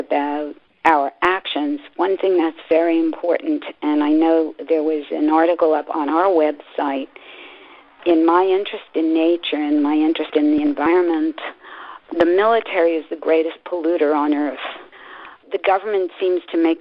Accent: New York, United States; I was raised in New York

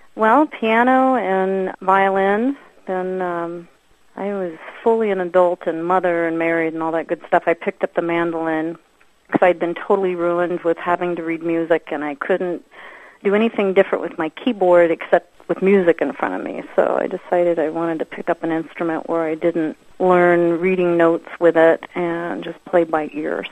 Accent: Winfield, Kansas, United States; also born or lived in Topeka, Kansas; now in Wichita, United States; I grew up in Winfield, Kansas, which is south of here, about 50 miles.

